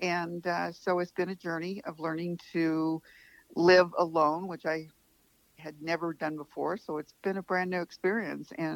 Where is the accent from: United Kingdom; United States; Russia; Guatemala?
United States; Arizona; I grew up in Arizona